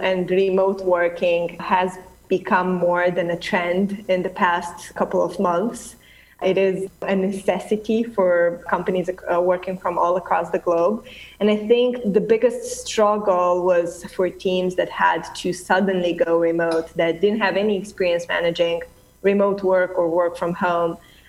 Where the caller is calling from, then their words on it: Romania; I'm actually calling from Romania, Eastern Europe, very, very far away.